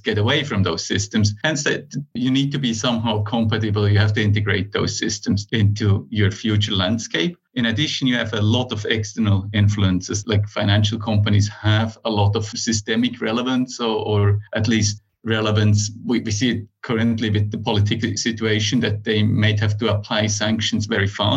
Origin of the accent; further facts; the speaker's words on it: Switzerland; moved away as an adult; now in Finland; I am originally from Switzerland, started there as a software developer